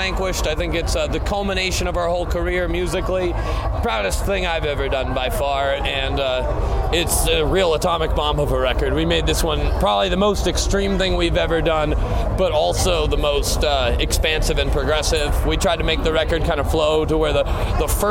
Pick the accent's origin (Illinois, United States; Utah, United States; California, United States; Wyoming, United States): California, United States; Los Angeles; We live like an hour away. We're from Los Angeles